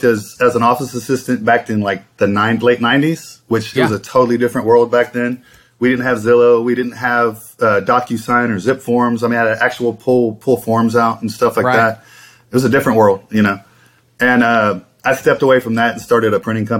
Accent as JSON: {"language": "English", "town": "Houston", "region": "Texas", "country": "United States", "tie": "born or raised there", "said": "I grew up in Ailey's, Texas, in the southwest side of Houston"}